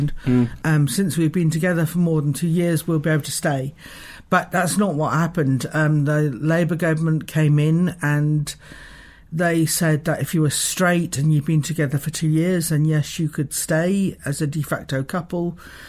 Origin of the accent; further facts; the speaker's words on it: London, United Kingdom; now in Dunedin, New Zealand; And I come from a, you know, I come from a North London where a massive lesbian community